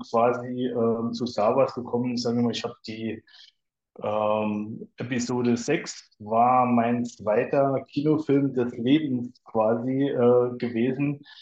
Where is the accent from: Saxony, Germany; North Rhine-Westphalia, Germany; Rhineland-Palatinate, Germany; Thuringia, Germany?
Rhineland-Palatinate, Germany; near Kaiserslautern; komme aus äh, der schönen Pfalz in der Nähe von Kaiserslautern, also hier direkt ähm, ja, so Nachbarort von Ramstein-Bielenbach